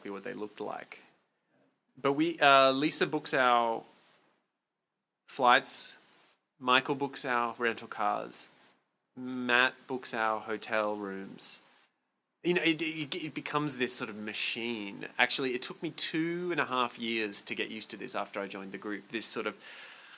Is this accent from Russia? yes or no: no; Brisbane, Queensland, Australia; moved away as an adult; Born and bred in Bris Vegas. Brisneyland, which is Brisbane